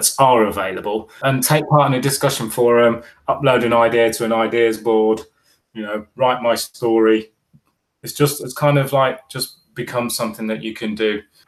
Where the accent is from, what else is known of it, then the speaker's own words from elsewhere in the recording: Bahrain; In fact, actually, I grew up in the Middle East in Bahrain, and Thursday was our last day of school.